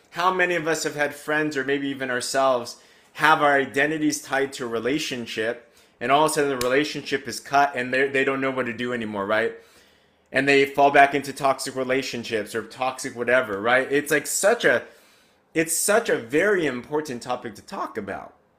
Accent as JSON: {"language": "English", "country": "United States", "tie": "born or raised there", "said": "I grew up in America. Growing up in America, and I'm Asian"}